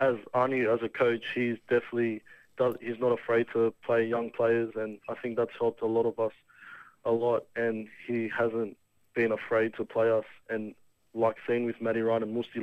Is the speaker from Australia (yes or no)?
yes; Australia; also born or lived in Nigeria; I've grown up in Australia